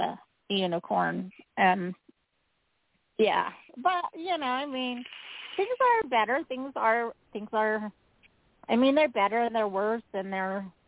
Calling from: Utah, United States; Calling from Utah

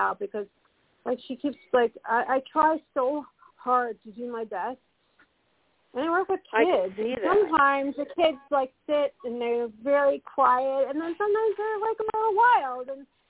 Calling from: Colorado, United States; Hi, Colorado.

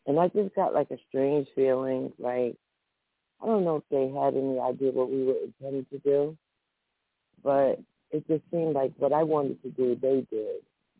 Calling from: New Jersey, United States; I'm calling from New Jersey.

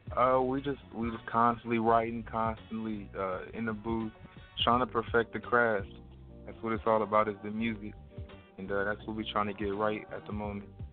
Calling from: Jackson, Mississippi, United States; I'm currently calling from Jackson, Mississippi

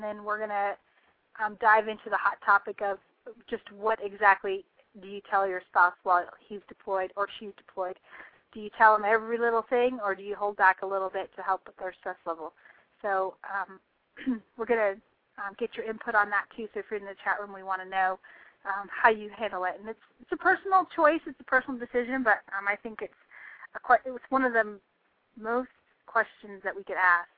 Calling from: Tennessee, United States; I am calling in from Austin, Texas. So I am far from Tennessee.

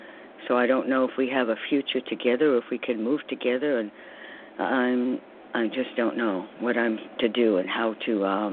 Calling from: New York, United States; I'm calling from New York also.

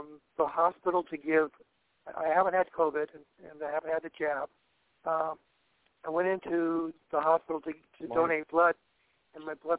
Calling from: Southern California, United States; I'm calling from Southern California.

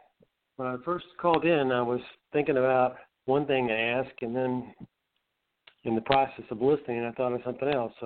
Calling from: Asheville, North Carolina, United States; I'm in Asheville, North Carolina.

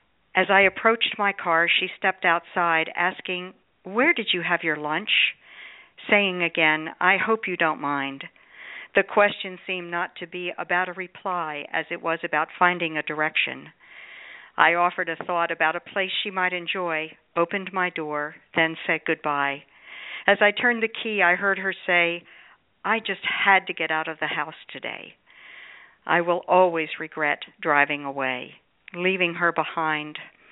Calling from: Sun City Center, Florida, United States; I'm calling from Sun City Center, Florida.

